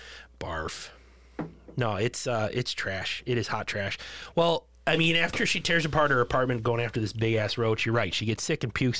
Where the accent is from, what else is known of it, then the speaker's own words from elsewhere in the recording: Boston, Massachusetts, United States; accent: Boston; I'm slipping back into my Boston accent.